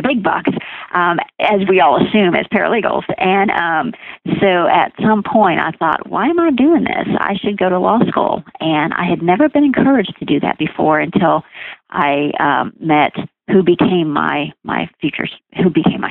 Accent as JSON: {"language": "English", "town": "Houston", "region": "Texas", "country": "United States", "tie": "born or raised there", "also_born_or_lived": "Nebraska", "moved": "as an adult", "lives_now": "Decatur, United States", "said": "that's where I grew up and was raised"}